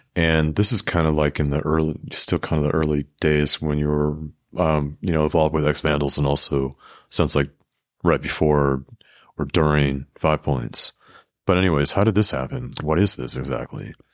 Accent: West Coast, United States; moved away; I'm from the West Coast

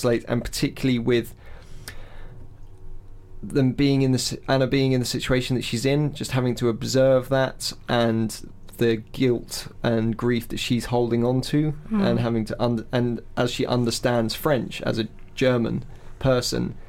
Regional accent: England, United Kingdom; as an Englishman

